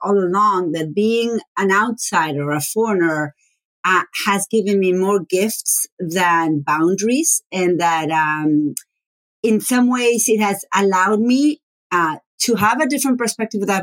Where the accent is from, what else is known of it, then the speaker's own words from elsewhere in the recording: Argentina; first language Spanish; English is a second language; moved away as an adult; also born or lived in Buenos Aires; now in United States; I am from Argentina, and my first language is Spanish. I grew up, was born and raised until 25 years old.